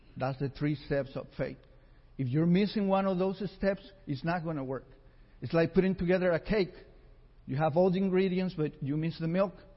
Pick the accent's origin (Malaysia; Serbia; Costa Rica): Costa Rica; moved away; we were raised together in Costa Rica with nothing